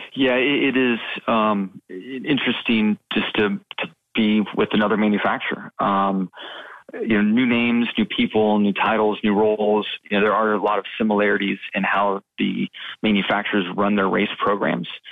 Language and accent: English; West Coast, United States; when I was young and growing up on the West Coast